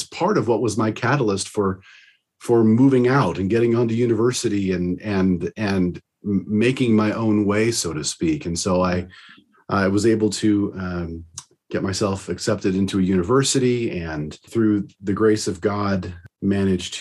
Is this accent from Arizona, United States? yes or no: yes; Arizona, United States; I'm from originally from the state of Arizona